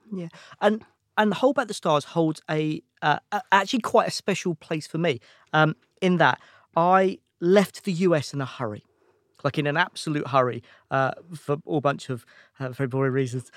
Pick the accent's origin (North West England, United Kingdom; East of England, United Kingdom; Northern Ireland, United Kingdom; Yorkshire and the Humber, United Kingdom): East of England, United Kingdom; Watford; moved away as an adult; also born or lived in London / America; I grew up in, in, in Watford, so just outside London